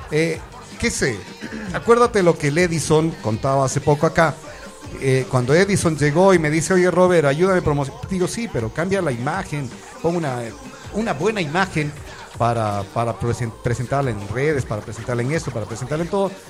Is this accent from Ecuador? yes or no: yes; Ecuador; nosotros somos, como ecuatorianos, el gran problema